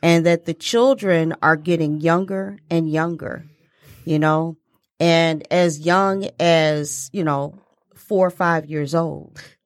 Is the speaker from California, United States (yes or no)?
no; Detroit, Michigan, United States; growing up in Detroit